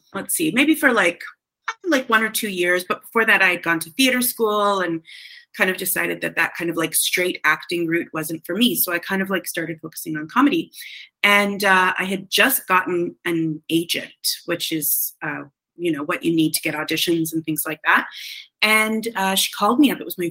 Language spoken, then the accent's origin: English; Canada; I'm from Canada